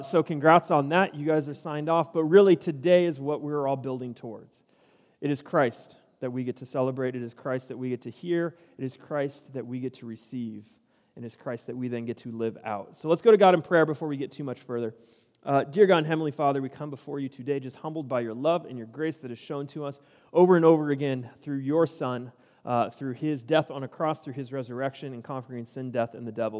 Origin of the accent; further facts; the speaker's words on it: San Diego, California, United States; moved away as an adult; now in Cedar Park, United States; I grew up in San Diego